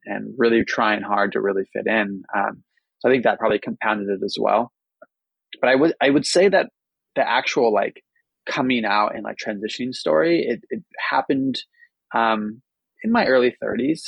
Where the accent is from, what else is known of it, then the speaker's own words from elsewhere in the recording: Bay Area, California, United States; also born or lived in New York; I grew up in the Bay Area where it's, you know, a little more open-minded